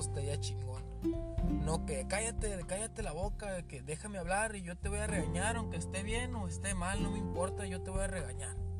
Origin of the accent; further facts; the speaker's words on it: Mexico; yo soy de México